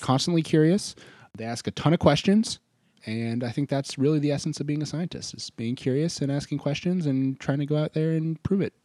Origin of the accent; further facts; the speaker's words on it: Maine, United States; also born or lived in Boston; now in Tennessee, United States; I grew up in Maine